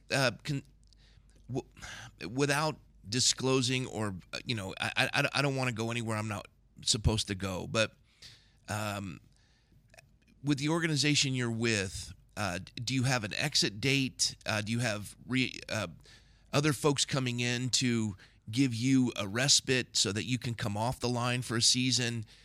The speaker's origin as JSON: {"language": "English", "country": "United States", "said": "as Americans, uh, more than that, Christian Americans"}